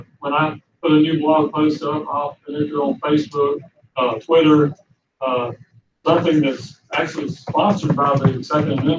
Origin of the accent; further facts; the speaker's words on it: South Georgia, United States; moved away; also born or lived in Tennessee; I grew up in South Georgia, in the Deep South, during the Jim Crow days